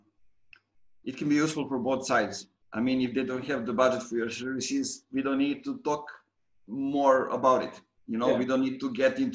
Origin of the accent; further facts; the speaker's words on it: Pirot, Serbia; moved away; my hometown Pirot